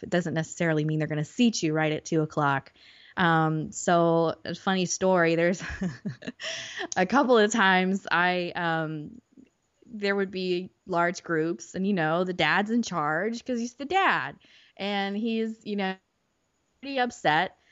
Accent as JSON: {"language": "English", "town": "Orlando", "region": "Florida", "country": "United States", "tie": "born or raised there", "said": "I'm born and raised in Orlando"}